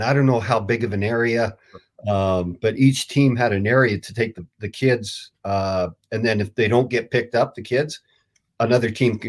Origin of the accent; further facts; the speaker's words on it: Grande Prairie, Alberta, Canada; now in Reno, United States; I'm on the Nevada side, and I'm from Alberta. I'm from Grand Prairie, Alberta.